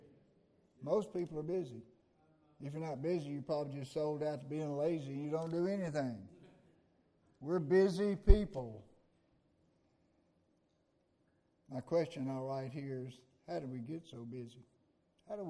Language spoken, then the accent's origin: English; Mississippi, United States; I was a kid growing up in Galilee Baptist in Little Gloucester, Mississippi.